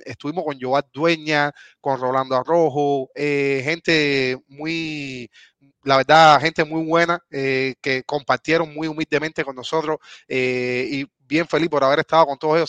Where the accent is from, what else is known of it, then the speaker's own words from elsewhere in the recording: Cuba; moved away; somos cubanos